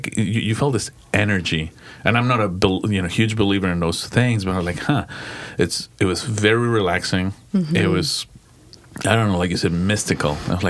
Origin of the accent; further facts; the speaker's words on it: Santa Fe, New Mexico, United States; grew up in Santa Fe, New Mexico, in the 505.